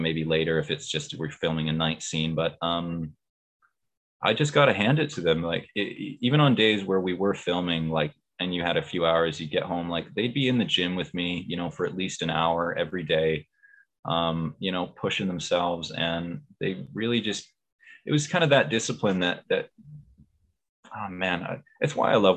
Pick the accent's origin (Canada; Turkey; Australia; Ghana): Canada; also born or lived in Vancouver; I'm from the West Coast